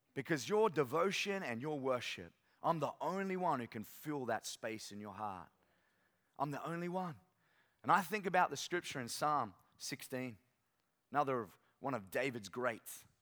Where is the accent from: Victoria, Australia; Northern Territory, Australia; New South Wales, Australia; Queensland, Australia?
Queensland, Australia; North; moved away as an adult; now in Sunshine Coast, Australia; I'm from North Queensland